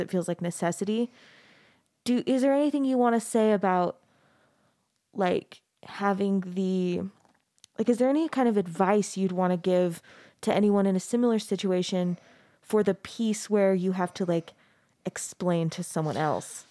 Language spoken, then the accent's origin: English; Mesa, Arizona, United States; I grew up in Mesa, Arizona.